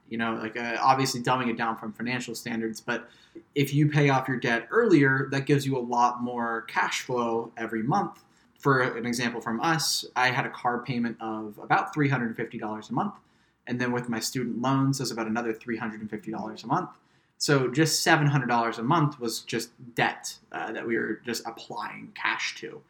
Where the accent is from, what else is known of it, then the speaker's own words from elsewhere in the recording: Midwest, United States; moved away; I'm from the Midwest, which is a very man is the breadwinner kind of culture.